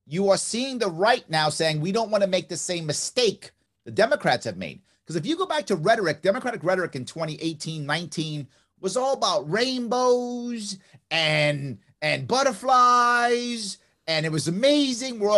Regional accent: New York, United States; I'm a New Yorker. It's who I am. Wow. I know my state. I know my people.

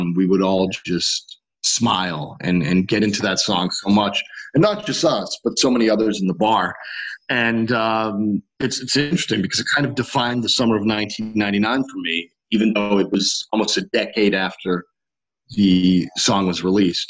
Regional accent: Connecticut, United States; there was a divey bar by the beach where we grew up in Connecticut

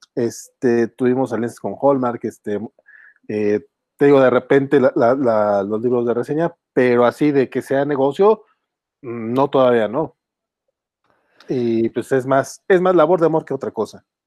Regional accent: Durango, Mexico; yo, este, somos, somos de acá de Durango

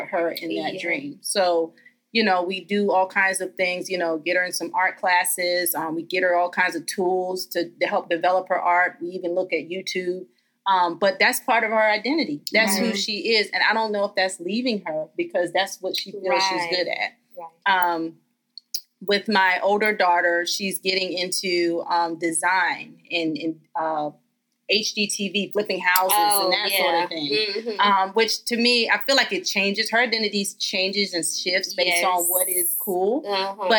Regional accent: Eastern Shore of Maryland, United States; I have to be proud of the small town I come from. I tell everybody all day I'm from the Eastern Shore of Maryland

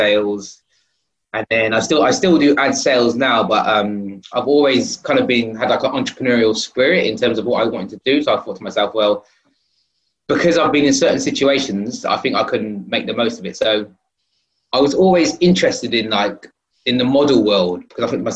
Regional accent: Oxford, South East England, United Kingdom; moved away as an adult; now in London, United Kingdom; I come from Oxford, and I moved to London about 20 years ago to come and study.

